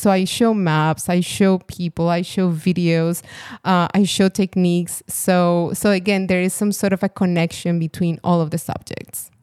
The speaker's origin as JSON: {"language": "English", "country": "Colombia", "moved": "yes", "said": "I'm from Colombia"}